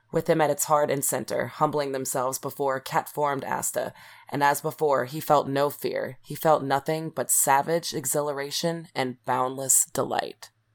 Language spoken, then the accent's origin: English; South Louisiana, United States; I'm from South Louisiana where everything's got, like, a French twist on it